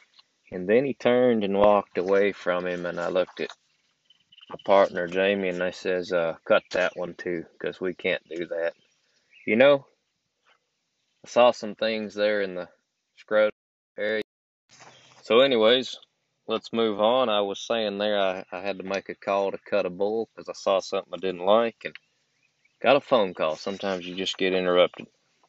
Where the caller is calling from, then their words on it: Georgia, United States; I'm recording from Georgia.